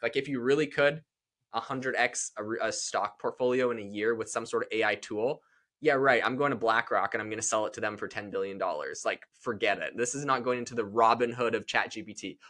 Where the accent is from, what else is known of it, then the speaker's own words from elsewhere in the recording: Canada; now in United States; I'm from Canada